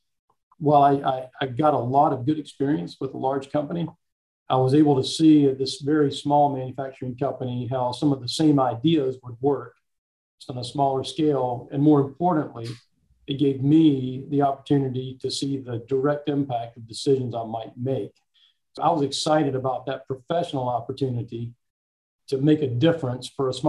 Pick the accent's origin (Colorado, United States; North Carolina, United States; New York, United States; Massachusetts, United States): North Carolina, United States; Laurinburg; also born or lived in Charlotte; I was actually born in Charlotte, but I've grown up in Laurinburg